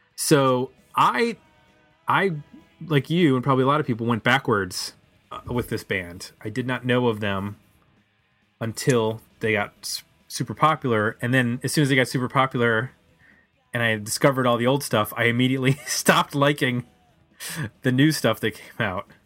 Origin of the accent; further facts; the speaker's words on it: Buffalo, New York, United States; moved away; I'm from Buffalo